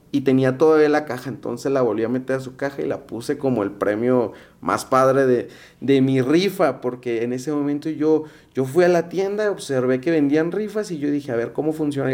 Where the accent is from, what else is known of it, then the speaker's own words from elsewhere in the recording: Guadalajara, Jalisco, Mexico; yo vengo de Guadalajara